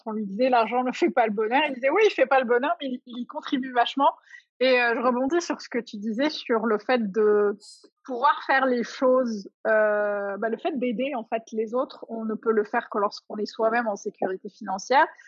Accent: Algeria; la société dans laquelle j'ai grandi en Algérie

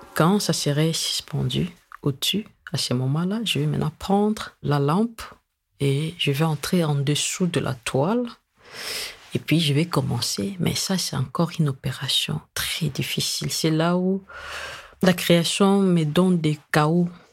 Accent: DR Congo; chez nous au Congo

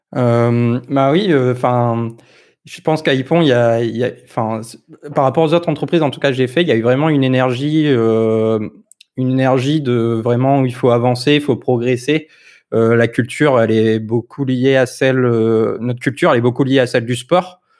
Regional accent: Lille, Hauts-de-France, France; Je suis du Nord aussi

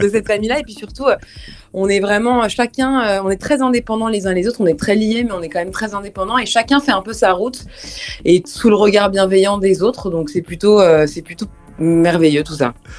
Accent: France; Je suis française

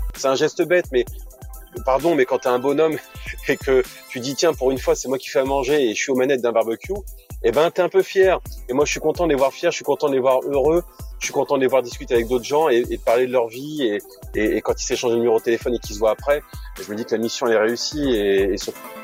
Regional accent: Normandy, France; moved away as an adult; also born or lived in Lille; je suis normand d'origine, j'ai grandi entre Évreux et Rouen

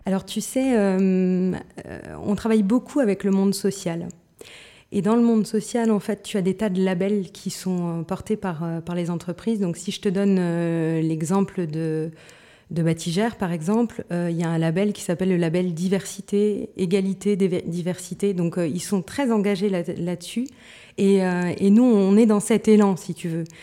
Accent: Moselle-Est, Grand Est, France; je viens de Moselle-Est, donc si tu veux des mots bizarres, je vais pouvoir t'en donner plein

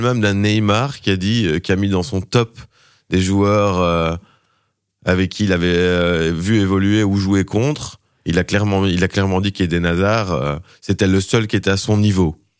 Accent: Charleroi, Wallonia, Belgium; je suis Carolo à la base

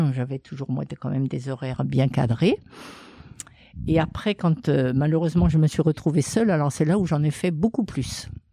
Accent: Redon, Brittany, France; moved away as an adult; also born or lived in Vendée / Montpellier / Nîmes; moi, je suis partie de Redon parce que j'avais un mari dans la banque

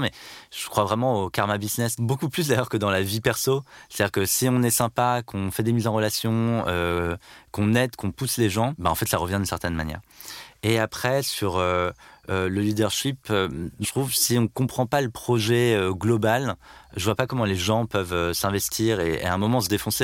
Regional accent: Landerneau, Brittany, France; Je suis né à Landerneau, dans le Finistère, il y a 36 ans. Je suis donc euh, breton

